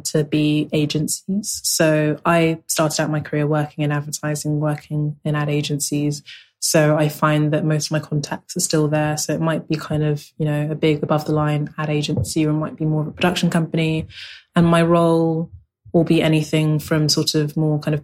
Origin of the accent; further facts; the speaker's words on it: London, United Kingdom; also born or lived in Lagos, Nigeria; I grew up in South London, and I'm very much a South Londoner.